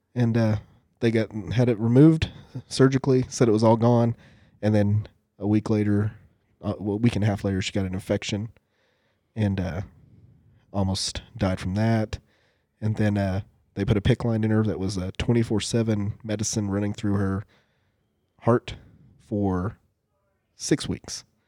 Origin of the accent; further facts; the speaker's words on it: United States; I'm Native American